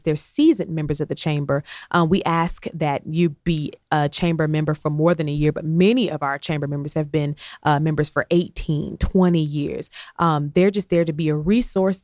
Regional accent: Columbus, Georgia, United States; also born or lived in Albany, Georgia; I'm from Columbus, Georgia. Shout out to the Fountain City

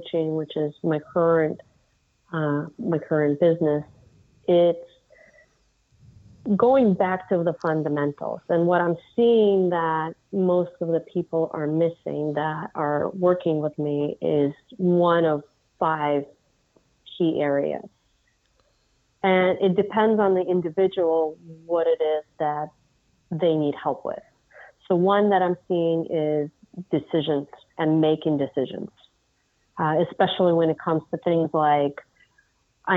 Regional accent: Russia; now in United States; I was actually born and raised in Russia. And my family has been in the U.S. for over 30 years now

